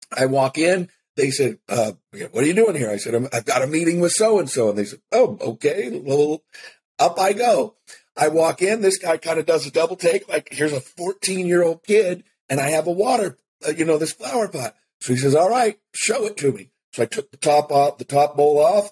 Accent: Seattle, Washington, United States; I grew up in Seattle

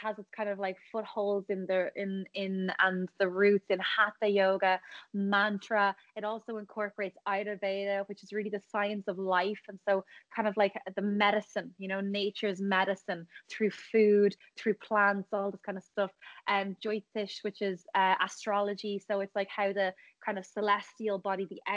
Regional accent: Ireland; also born or lived in Thailand

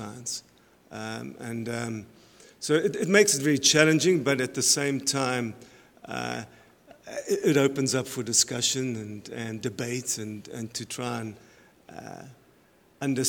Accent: South Africa; moved away as an adult; now in Canada; My background is I'm from South Africa. I was originally a professor there in wildlife sciences and animal nutrition. I moved to Canada

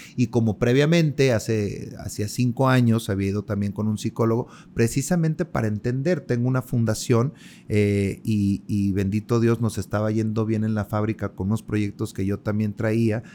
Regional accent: Mexico; somos nosotros los mexicanos

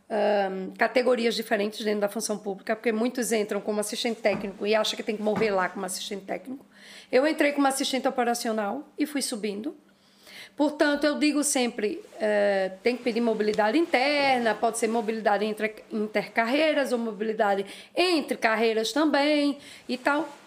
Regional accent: Brazil; Não é porque eu sou brasileira que eu tenho que estar tá caladinha.

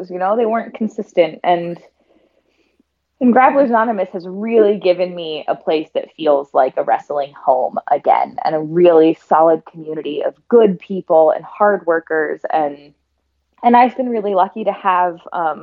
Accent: Portland, Oregon, United States; moved away as an adult; now in Buffalo, United States; I grew up in Portland. I lived there my whole life.

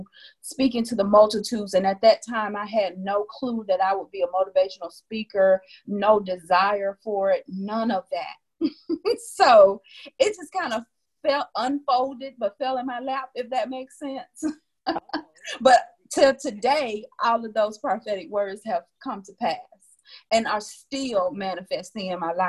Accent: Wilcox County, Alabama, United States; moved away; I'm from Wilcox County, Alabama

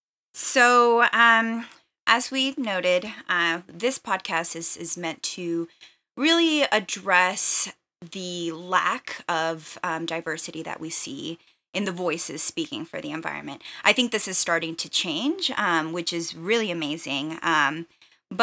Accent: Texas, United States; also born or lived in Saltillo, Mexico; I'm a Mexican immigrant. So I was born in Saltillo, Coahuila, Mexico, but I moved to the U.S. when I was 8 years old. So I grew up for the most part in the Rio Grande Valley, which is border town area in Texas.

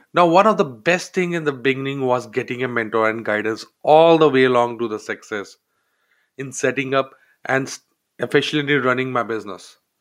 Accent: India; moved away as an adult; I grew up in India, a member of a large family

